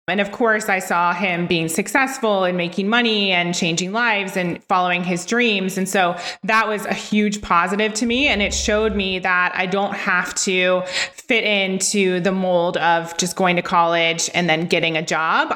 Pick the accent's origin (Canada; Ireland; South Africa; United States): United States; Ohio; from Ohio, where I was from